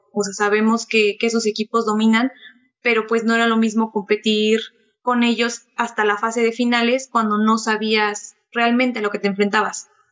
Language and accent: Spanish; Temoaya, State of Mexico, Mexico; en Temoya, que es de donde soy originaria